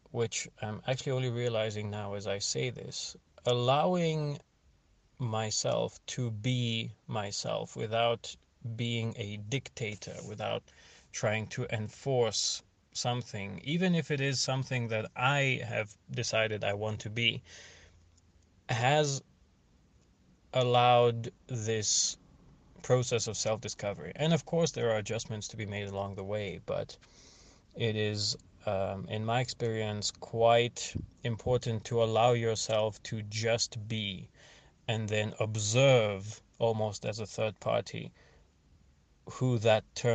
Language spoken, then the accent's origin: English; Bulgaria; I'm 32 and I was born in Bulgaria